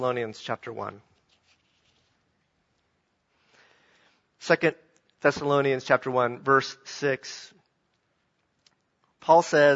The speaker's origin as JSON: {"language": "English", "region": "the South", "country": "United States", "said": "I'm a Southerner"}